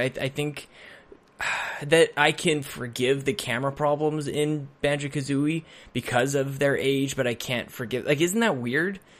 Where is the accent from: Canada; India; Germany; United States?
Canada; Edmonton, Alberta; I grew up on North, in Northside Edmonton